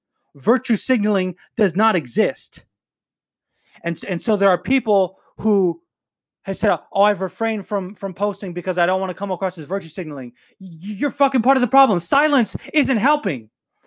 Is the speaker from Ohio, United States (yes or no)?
no; North Las Vegas, Nevada, United States; And I grew up in North Las Vegas, and if you've been to North Las Vegas, you know it's not the best part of town.